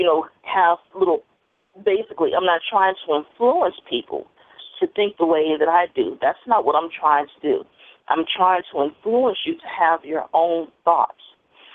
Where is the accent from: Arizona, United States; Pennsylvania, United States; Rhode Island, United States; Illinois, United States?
Illinois, United States; Chicago; I was raised here in Chicago